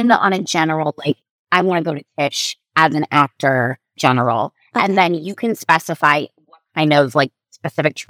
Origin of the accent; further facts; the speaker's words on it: Orange County, California, United States; I grew up in Orange County, California